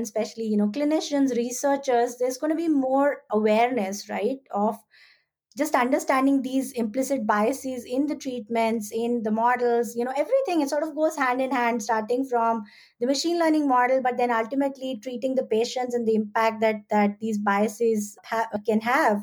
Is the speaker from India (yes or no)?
yes; India; moved away as an adult; now in United States; I'm an immigrant myself. I grew up in India.